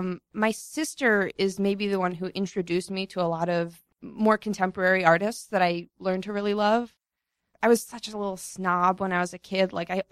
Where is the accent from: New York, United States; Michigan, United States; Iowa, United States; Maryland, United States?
Maryland, United States; also born or lived in Sri Lanka / Egypt; Well, I was born in Sri Lanka, and then my family moved to Egypt, and then we came to the States when I was about 9, and then we lived in Maryland, just north of D.C.